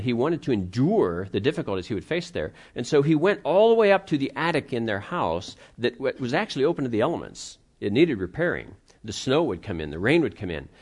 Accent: Pittsburgh, Pennsylvania, United States; I grew up in the Pittsburgh area

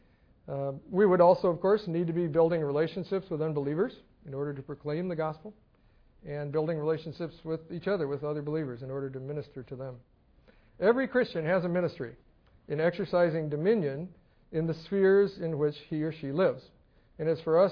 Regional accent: Scotland, United Kingdom; moved away; being Scottish

